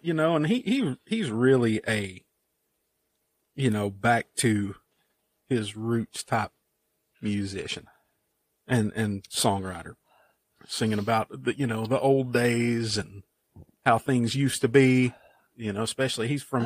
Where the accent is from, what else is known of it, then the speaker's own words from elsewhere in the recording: Eastern Kentucky, United States; I'm an Eastern Kentucky guy.